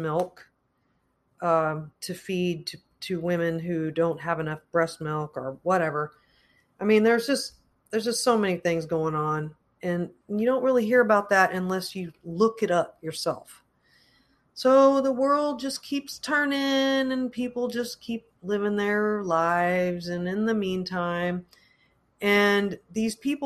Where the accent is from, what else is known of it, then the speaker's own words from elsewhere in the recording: United States; as American citizens